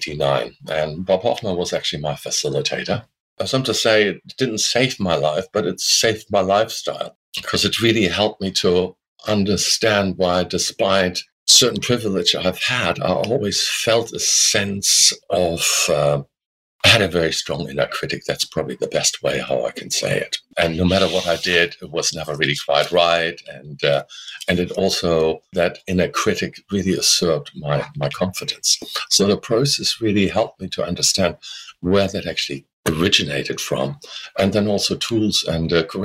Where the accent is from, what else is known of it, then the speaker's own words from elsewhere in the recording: Germany; moved away as an adult; now in Australia; And I was able to postpone conscription, which we still had in those days in Germany, the military draft, you know.